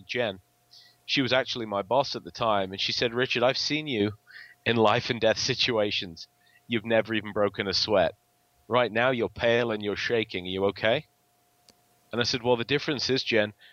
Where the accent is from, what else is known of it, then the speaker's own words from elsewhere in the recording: England, United Kingdom; accent: English; my English accent